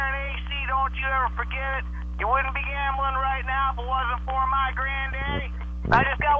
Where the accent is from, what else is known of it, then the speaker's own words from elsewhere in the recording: Minneapolis, Minnesota, United States; moved away; also born or lived in Dallas; I'm originally from Minneapolis.